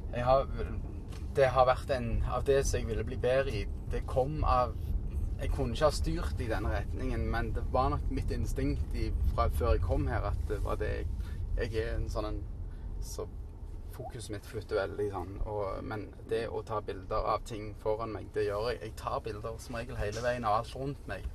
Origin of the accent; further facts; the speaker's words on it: Stavanger, Rogaland, Norway; moved away as an adult; now in New York, United States; jeg var tenåring og bodde hjemme i Norge